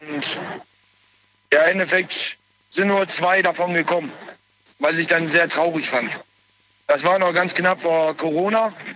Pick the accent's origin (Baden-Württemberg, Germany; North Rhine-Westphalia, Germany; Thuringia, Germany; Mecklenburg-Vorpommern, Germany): North Rhine-Westphalia, Germany; Essen; ich komme aus Essen.